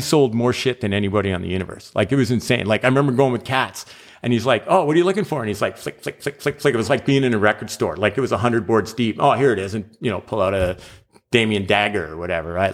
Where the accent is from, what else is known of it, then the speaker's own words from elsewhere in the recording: Calgary, Alberta, Canada; I'm from Calgary